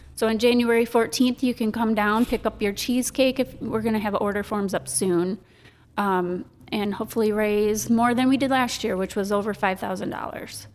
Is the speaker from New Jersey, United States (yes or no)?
no; Sandusky, Michigan, United States; moved away as an adult; also born or lived in Owosso, Michigan; now in Saint Charles, United States; I'm born and raised in Sandusky, Michigan.